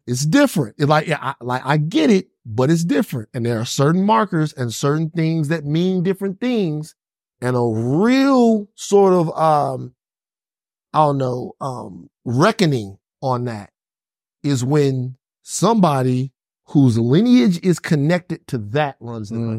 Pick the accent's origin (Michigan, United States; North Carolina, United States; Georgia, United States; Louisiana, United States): Louisiana, United States; Baton Rouge; I'm from Baton Rouge, but we all listen to bounce music in South Louisiana